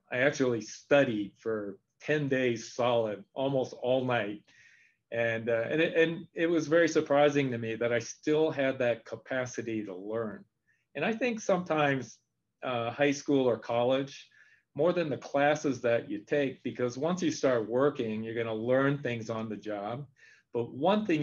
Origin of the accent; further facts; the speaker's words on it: Japan; moved away; also born or lived in San Francisco; I spoke Japanese because I grew up in Japan.